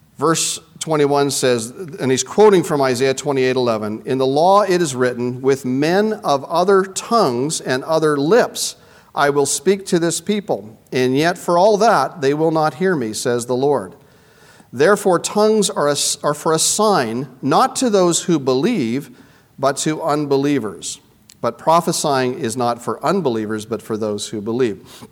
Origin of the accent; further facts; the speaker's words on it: Canada; I'm from Canada